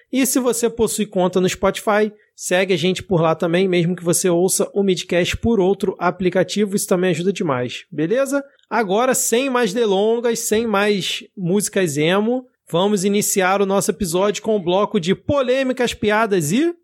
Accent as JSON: {"language": "Portuguese", "region": "Rio de Janeiro", "country": "Brazil", "said": "eu sou aqui do Rio de Janeiro"}